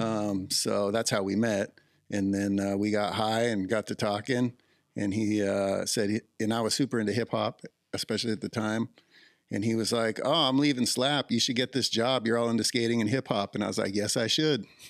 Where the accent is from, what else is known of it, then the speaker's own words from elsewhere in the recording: Southern California, United States; also born or lived in Ojai; I grew up in Southern California, so we got to go Disneyland in eighth grade